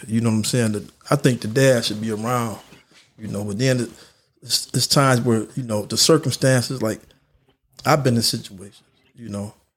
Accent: North Chicago, Illinois, United States; also born or lived in Houston; born and raised in North Chicago. Been here pretty much all my life except when I went to school.

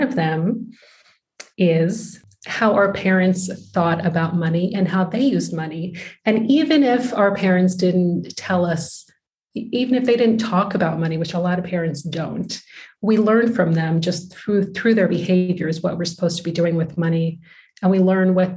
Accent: United States; moved away as an adult; now in Netherlands; I'm from the United States, but my husband is Dutch

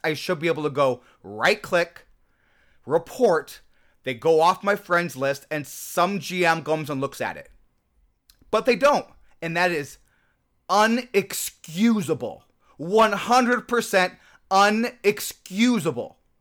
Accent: Nebraska, United States; I grew up in Nebraska

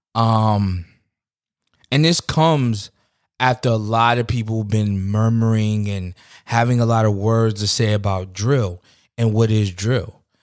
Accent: New York City, New York, United States; growing up in New York

